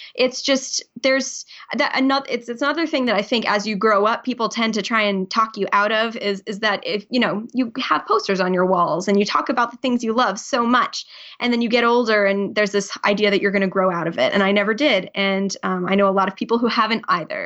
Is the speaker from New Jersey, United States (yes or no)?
yes; New Jersey, United States; moved away as an adult; now in Providence, United States; I actually grew up in New Jersey